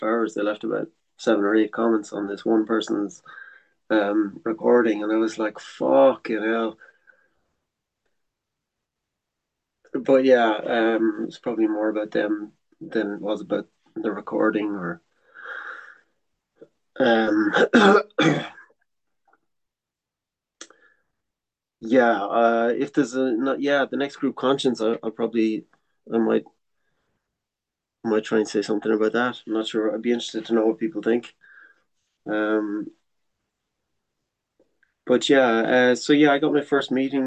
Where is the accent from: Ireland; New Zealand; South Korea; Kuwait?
Ireland; first language English; moved away as an adult; also born or lived in France; I came home for Christmas 1 year, and he said, maybe it'd be good to try staying in Ireland